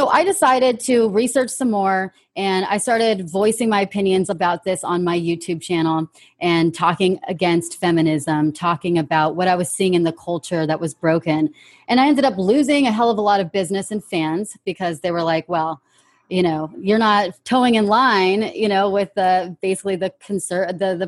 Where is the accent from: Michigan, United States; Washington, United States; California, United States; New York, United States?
California, United States; born and raised in California, United States of America